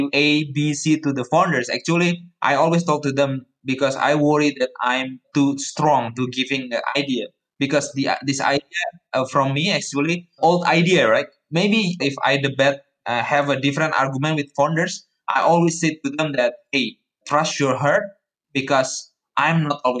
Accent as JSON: {"language": "English", "town": "Surakarta", "region": "Central Java", "country": "Indonesia", "tie": "born or raised there", "moved": "as an adult", "said": "Solo is my hometown actually. I was born there and then for 18 years, I lived there"}